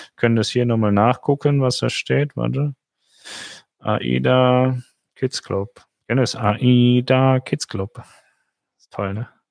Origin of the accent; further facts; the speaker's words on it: Germany; als Deutscher